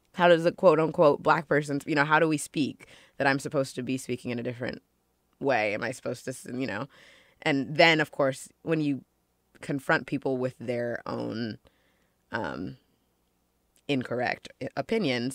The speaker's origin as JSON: {"language": "English", "town": "Ossining", "region": "New York", "country": "United States", "tie": "born or raised there", "also_born_or_lived": "Los Angeles, California", "said": "I grew up for the most part in Ossining, New York. I was born in Los Angeles, but we moved and I grew up in Ossining."}